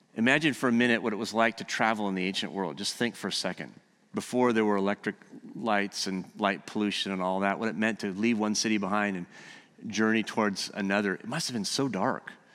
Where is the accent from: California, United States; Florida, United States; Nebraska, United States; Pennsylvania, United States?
California, United States; moved away; I'm from California